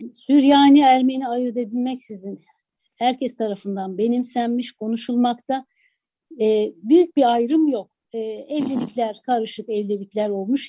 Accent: Istanbul, Turkey; also born or lived in Adıyaman; Adıyaman'da çok az yaşamışsam da e, neticede evimizin içinde e, akrabalarımızla, yakın çevremizle e, yaşadığımız kültür Adıyaman'dan gelen kültürdü. Ama o gelenekler İstanbul'da tabii değişikliğe uğradı.

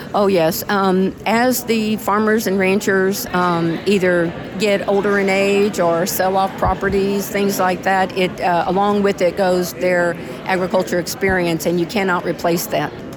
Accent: Zavala County, Texas, United States; I'm from Zavala County

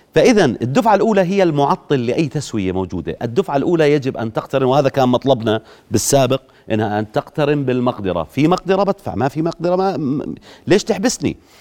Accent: Jordan; عندنا في الاردن

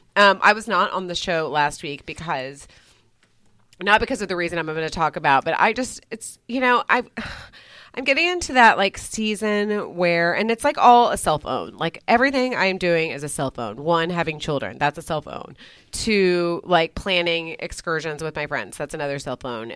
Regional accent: Texas, United States; moved away; growing up in Texas

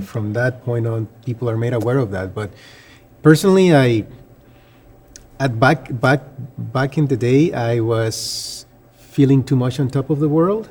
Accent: Panama; moved away; I'm from Panama.

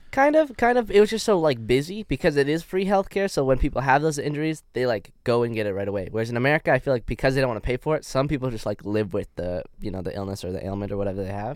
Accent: Canada; accent: Canadian; moved away as an adult; now in United States; my Canadian accent

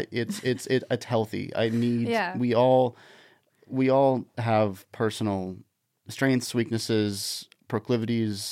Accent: Washington, United States; moved away; when I was a kid growing up in Washington State

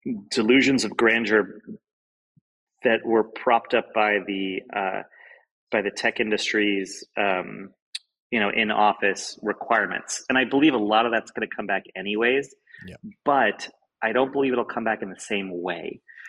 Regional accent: Ohio, United States; now in San Francisco, United States; I'm from the Midwest in Ohio

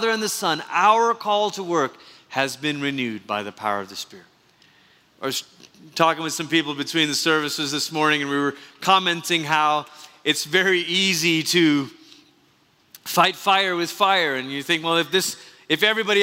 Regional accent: Malaysia; moved away; We've been impacted by growing up in Malaysia

